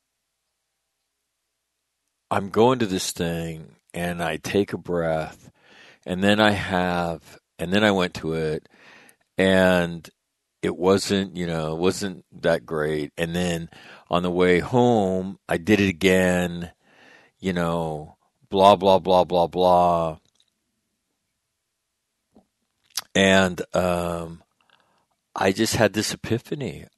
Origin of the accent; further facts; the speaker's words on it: North Dakota, United States; moved away; I'm from North Dakota. I lived in North Dakota.